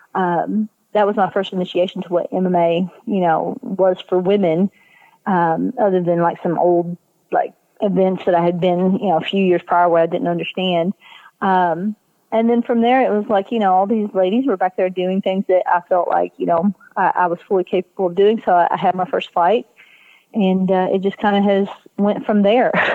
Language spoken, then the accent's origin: English; Southeast Kentucky, United States; accent: Southeast Kentucky; I'm from Southeast Kentucky